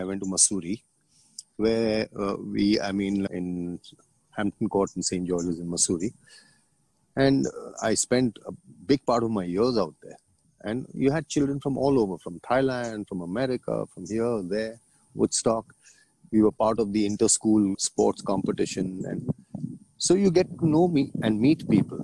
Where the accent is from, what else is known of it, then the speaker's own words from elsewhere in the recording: Bangalore, Karnataka, India; also born or lived in Bombay, India; I grew up in Yelahanka. Yelahanka was on village